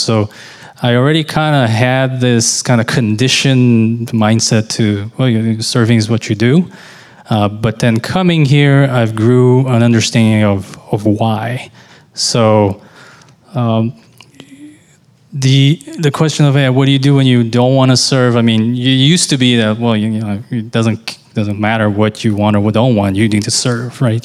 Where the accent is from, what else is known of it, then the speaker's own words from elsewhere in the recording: Brazil; moved away as an adult; now in United States; I came from Brazil. You know, I, lived there most of my life.